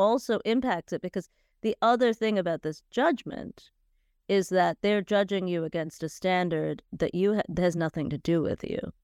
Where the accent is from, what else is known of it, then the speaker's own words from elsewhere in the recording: United States; I grew up in the States, and I grew up in a fairly vibrant Indian community.